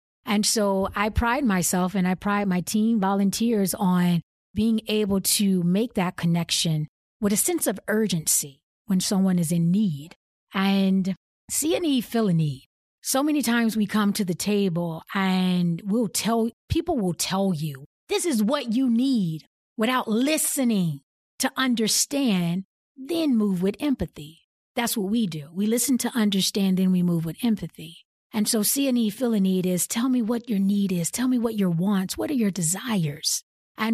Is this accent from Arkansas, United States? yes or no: yes; Arkansas, United States; It's what I experienced, you know, growing up in Southwest Arkansas.